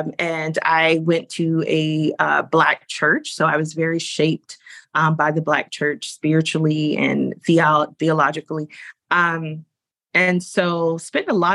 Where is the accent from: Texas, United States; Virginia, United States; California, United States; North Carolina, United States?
North Carolina, United States; I grew up in North Carolina, a very rural part of North Carolina, not far from the South Carolina border